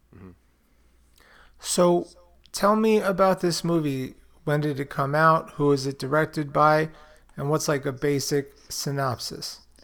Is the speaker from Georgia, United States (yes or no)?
no; New York City, New York, United States; growing up in Brooklyn, there was Fulton Mall